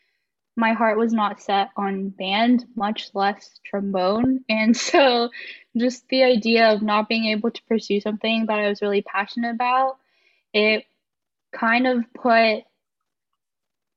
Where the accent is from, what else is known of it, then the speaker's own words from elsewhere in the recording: Mesquite, Texas, United States; also born or lived in Wylie, Texas / Sherman, Texas; now in Denton, United States; I was born in Mesquite, Texas, and then I lived there all my life up until high school